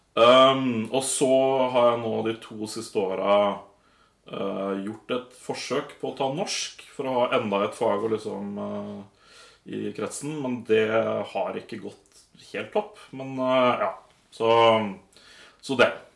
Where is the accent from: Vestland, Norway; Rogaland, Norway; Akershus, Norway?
Akershus, Norway; Nittedal; moved away as an adult; now in Volda, Norway; Nittedal eh, ligger rett utafor Oslo. Ja. Så um, ja. Var jeg der til jeg var 21, og så flytta jeg til Volda